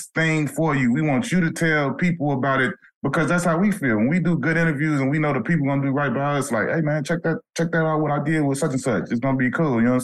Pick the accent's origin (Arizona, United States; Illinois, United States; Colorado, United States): Illinois, United States; Chicago; I'm from Chicago.